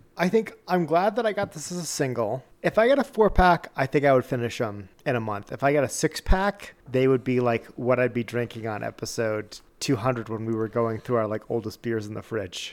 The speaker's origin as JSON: {"language": "English", "area": "near Boston and New York, Rhode Island", "region": "New England", "country": "United States", "tie": "born or raised there", "moved": "yes", "lives_now": "US West", "said": "us growing up near Boston and New York"}